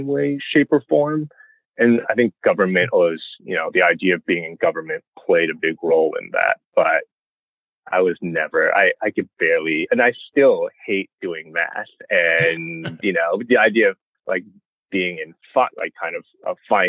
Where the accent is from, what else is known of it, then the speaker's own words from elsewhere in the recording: New York City, New York, United States; also born or lived in Baldwin, Nassau County, Long Island, New York / Albany, New York; I was born in Flushing, Queens, you know, got a rep Queens to Taiwanese immigrants